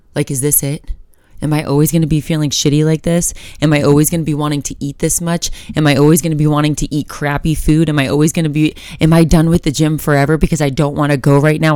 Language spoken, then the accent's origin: English; Florida, United States; now in Colorado, United States; I'm from Florida